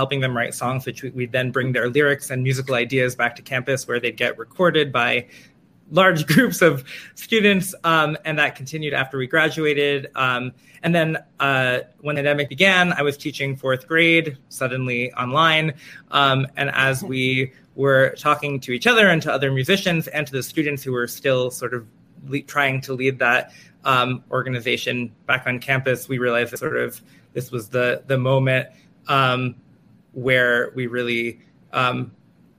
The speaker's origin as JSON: {"language": "English", "town": "New York City", "region": "New York", "country": "United States", "said": "I am from Manhattan, where I continue to live"}